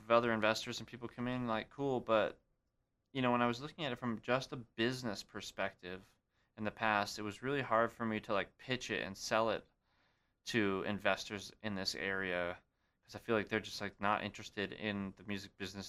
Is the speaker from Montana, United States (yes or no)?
yes; Great Falls, Montana, United States; Great Falls, Montana, my hometown.